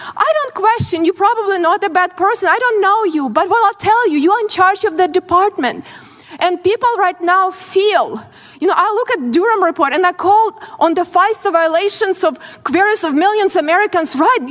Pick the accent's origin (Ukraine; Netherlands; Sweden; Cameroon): Ukraine; born or raised there; English is a second language; moved away as an adult; now in United States